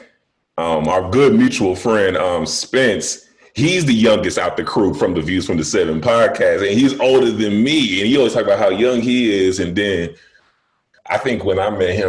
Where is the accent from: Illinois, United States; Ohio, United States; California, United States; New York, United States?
Illinois, United States; Chicago; moved away as an adult; now in Las Vegas, United States; I'm a nigga from Chicago.